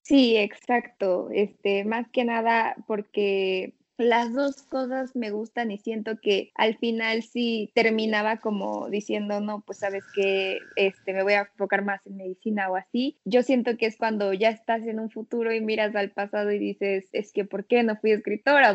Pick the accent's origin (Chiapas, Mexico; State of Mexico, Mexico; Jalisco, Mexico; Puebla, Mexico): Puebla, Mexico; soy de Puebla, de México